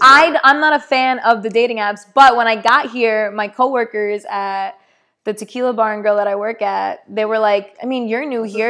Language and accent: English; East Coast, United States; moved away as an adult; now in Los Angeles, United States; we're all from the East Coast, so we just had that East Coast vibe right away